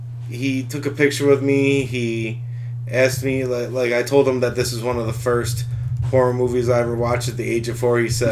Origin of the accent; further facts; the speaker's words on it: Rochester, New York, United States; where I grew up in Rochester, New York